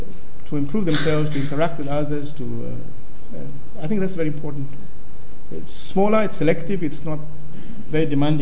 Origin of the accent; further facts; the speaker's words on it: Malawi; I'm from Malawi, it's a very poor country